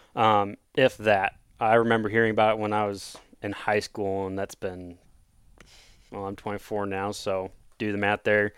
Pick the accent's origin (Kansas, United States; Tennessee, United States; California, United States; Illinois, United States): Kansas, United States; Osage City; I'm born and raised in Kansas, uh, from little, little farm town, Osage City